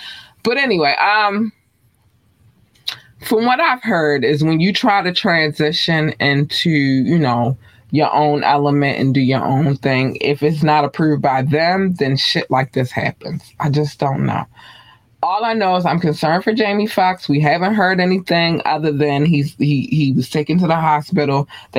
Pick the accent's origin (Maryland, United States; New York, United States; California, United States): Maryland, United States; Baltimore; But I'm from Baltimore. This happens. this happens. I don't care where you live at in Baltimore.